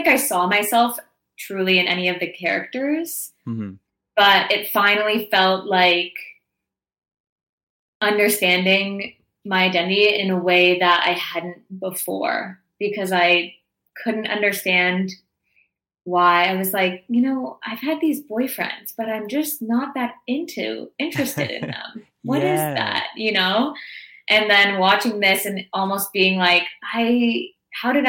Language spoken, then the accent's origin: English; Toronto, Ontario, Canada; born or raised there; moved away as an adult